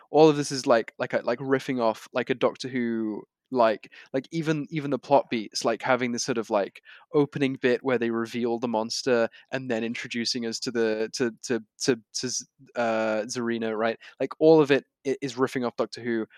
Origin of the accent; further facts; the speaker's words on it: United Kingdom; as a British reader